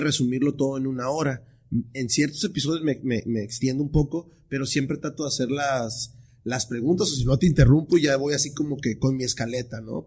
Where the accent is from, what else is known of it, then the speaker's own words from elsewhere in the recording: Tijuana, Baja California, Mexico; muchos tijuanenses así somos